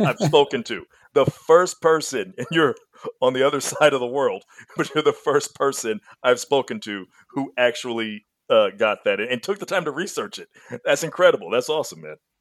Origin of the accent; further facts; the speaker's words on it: Mississippi, United States; now in Texas, United States; I grew up in Mississippi in the South